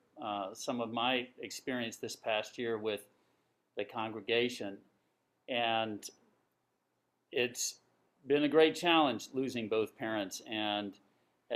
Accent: Atlanta, Georgia, United States; moved away as an adult; now in New York, United States; originally from Atlanta, Georgia. Been in New York ever since coming here for graduate school

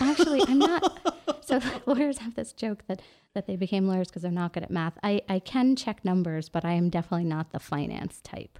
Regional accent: New York City, New York, United States; moved away as an adult; now in Los Angeles, United States; I'm from New York, like New York City, born and raised

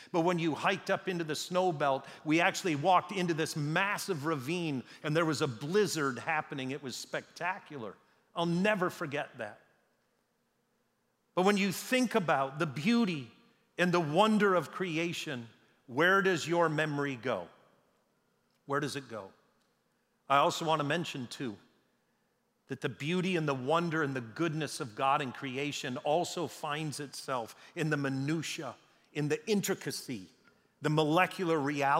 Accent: Canada; born there; I was born in Canada.

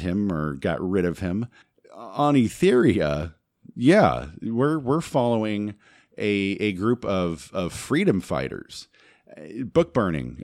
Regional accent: Los Angeles, California, United States; channels I grew up with in the Los Angeles market

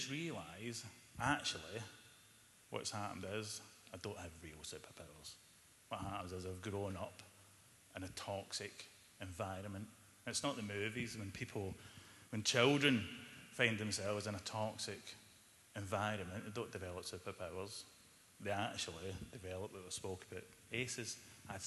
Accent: Glasgow, Scotland, United Kingdom; I was brought up in Glasgow quite a violent family from early on

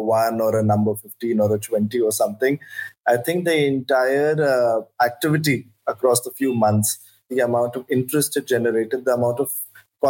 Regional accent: New Delhi, Delhi, India; I grew up in New Delhi

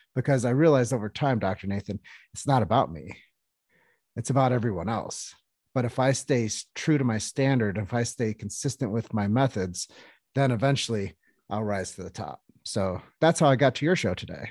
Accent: Davenport, Iowa, United States; I'm a kid from Davenport, Iowa, um, lived there for thirty years, uh, grew up one point two miles away from the Fountainhead, Palmer College

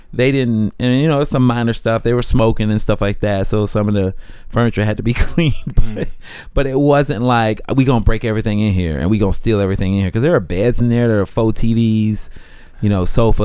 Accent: Jacksonville, Florida, United States; Jacksonville, Florida.

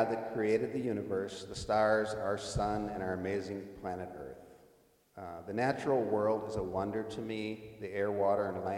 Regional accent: Mankato, Minnesota, United States; also born or lived in Rochester, Minnesota / Prince George, British Columbia; we moved back to Minnesota and settled in Mankato. And I lived in Mankato from the time that I was four. Up through high school.

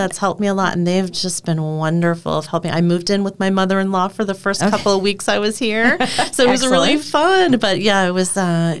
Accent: Phoenix, Arizona, United States; moved away as an adult; also born or lived in Flagstaff, Arizona; now in Door County, United States; I am born and raised in Phoenix, Arizona

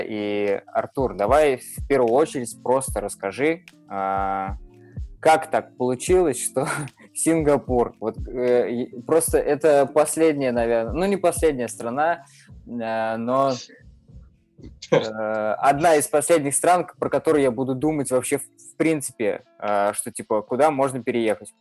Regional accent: Mordovia, Russia; Я родом из Мордовии

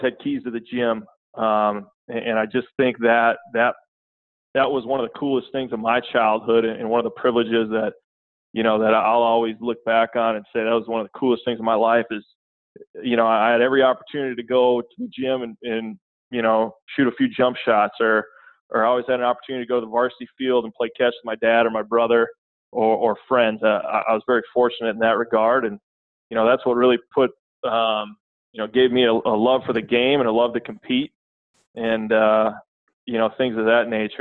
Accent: Redwood Falls, Minnesota, United States; moved away; I grew up in in Redwood Falls, Minnesota, uh, small town, 5,000, 5,500 people, southwestern Minnesota

